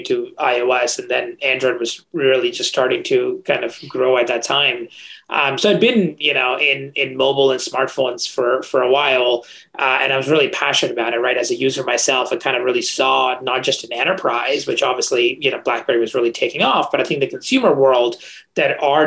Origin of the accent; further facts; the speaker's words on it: India; moved away; I grew up in India, in a small town in India